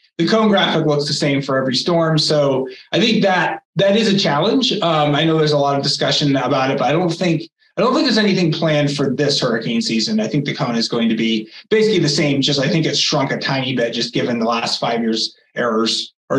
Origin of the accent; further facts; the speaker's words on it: Massachusetts, United States; moved away; I grew up in Massachusetts